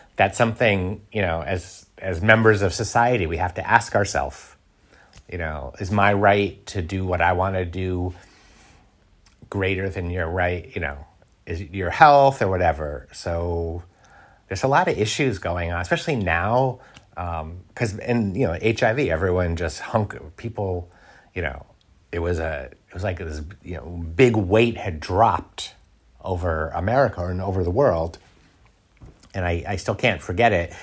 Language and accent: English; United States; now in Paris, France; I'm an American